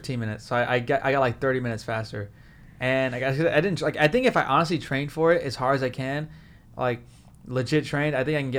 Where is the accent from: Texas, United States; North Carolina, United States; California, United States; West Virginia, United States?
California, United States; Whittier; Whittier. That's my hometown.